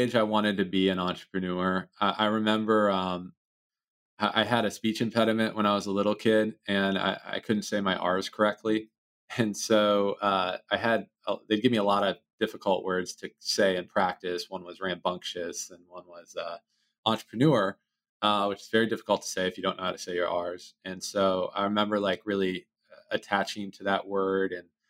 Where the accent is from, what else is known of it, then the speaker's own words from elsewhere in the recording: College Park, Maryland, United States; also born or lived in Washington; grew up a big Maryland Terrapins fan growing up in College Park, pretty much right on campus.